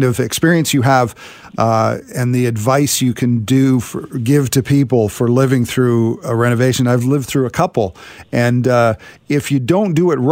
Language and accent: English; Richmond, British Columbia, Canada; I grew up in Richmond, and I thought I knew every road in Richmond